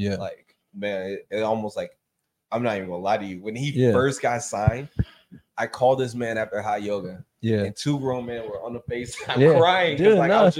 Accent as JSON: {"language": "English", "town": "Chicago", "region": "Illinois", "country": "United States", "said": "I'm from Chicago."}